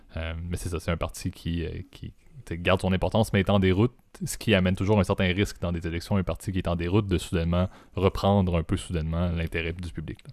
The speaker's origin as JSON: {"language": "French", "region": "Quebec", "country": "Canada", "said": "en tant que bon Québécois"}